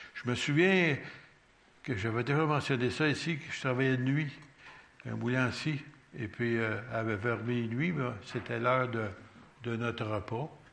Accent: Quebec, Canada; on est québécois.

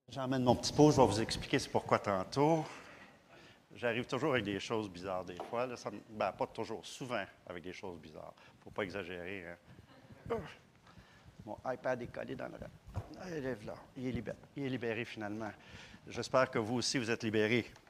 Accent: Granby, Quebec, Canada; moved away; depuis que je suis parti de Granby

